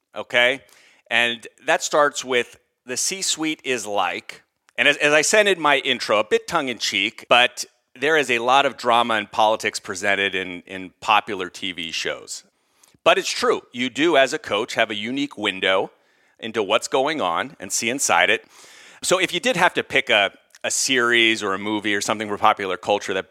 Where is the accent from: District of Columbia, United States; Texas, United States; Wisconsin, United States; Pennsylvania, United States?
Pennsylvania, United States; outside of Philadelphia; a guy who grew up outside of Philly